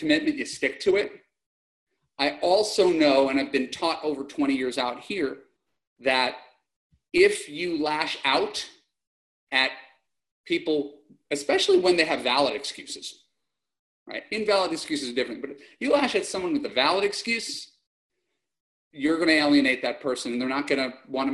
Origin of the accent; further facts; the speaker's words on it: New York, United States; now in Los Angeles, United States; I'm a New Yorker